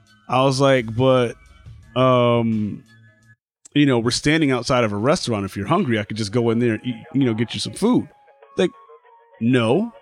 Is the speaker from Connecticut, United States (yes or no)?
yes; Bridgeport, Connecticut, United States; I'm from Bridgeport.